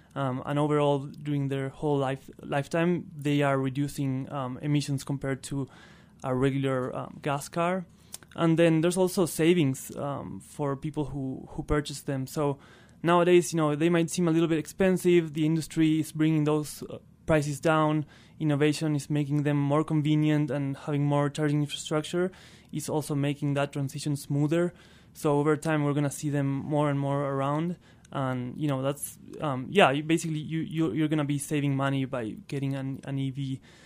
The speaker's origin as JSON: {"language": "English", "region": "northern Patagonia", "country": "Argentina", "tie": "born or raised there", "also_born_or_lived": "Buenos Aires", "first_language": "Spanish", "second_language": "English", "moved": "as an adult", "said": "I'm originally from Argentina. I was born and raised there in northern Patagonia"}